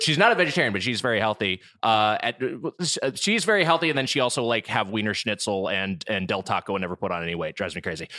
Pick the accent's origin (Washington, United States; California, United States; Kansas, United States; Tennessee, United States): California, United States; Southern; we're both from Southern California, we reconvened down here